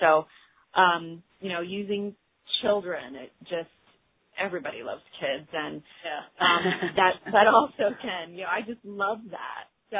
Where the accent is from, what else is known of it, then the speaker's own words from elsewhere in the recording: Milton, Pennsylvania, United States; now in Mount Holly Springs, United States; growing up in Milton and having that experience with just being involved with the community gave me a sense that I belonged.